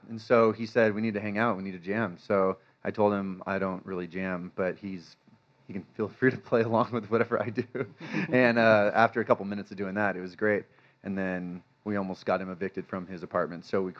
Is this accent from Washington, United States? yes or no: yes; Bellingham, Washington, United States; now in Denver, United States; I'm from a town north of Seattle called Bellingham, Washington.